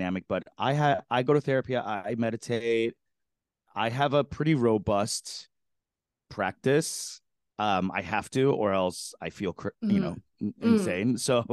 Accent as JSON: {"language": "English", "town": "New York City", "region": "New York", "country": "United States", "tie": "born or raised there", "said": "I grew up in Flushing, Queens"}